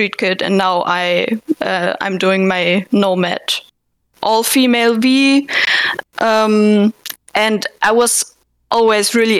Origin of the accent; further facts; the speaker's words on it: Southern Germany, Germany; I was born and raised in Germany, like southern Germany